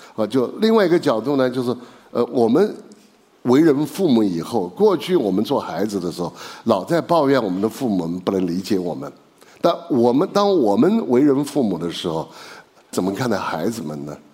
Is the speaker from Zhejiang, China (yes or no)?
no; Chengdu, Sichuan, China; 因为我是成都人嘛